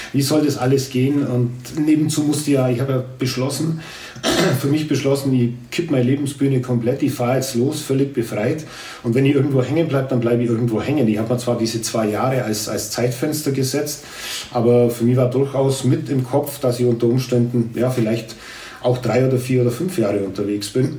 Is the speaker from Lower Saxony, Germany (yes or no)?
no; Grumbach, Bavaria, Germany; als ich Grumbach verlassen habe